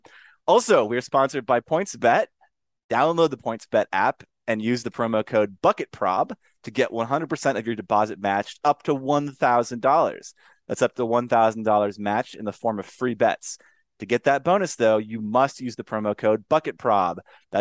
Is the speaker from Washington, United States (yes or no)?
no; Laramie, Wyoming, United States; I grew up in Laramie. Longtime listeners of the show will know that my affection for Josh Allen stems from covering him, you know, in my hometown, Laramie, Wyoming. And I've been around that campus my whole life